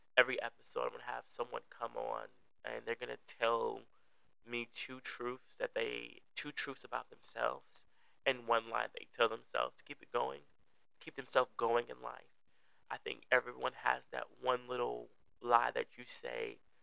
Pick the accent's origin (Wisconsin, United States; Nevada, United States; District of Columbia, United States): Wisconsin, United States; Milwaukee; I'm from the Milwaukee, um, Wisconsin area.